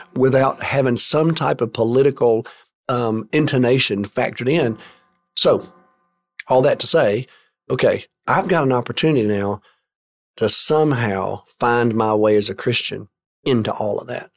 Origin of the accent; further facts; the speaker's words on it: Alabama, United States; I grew up in the state of Alabama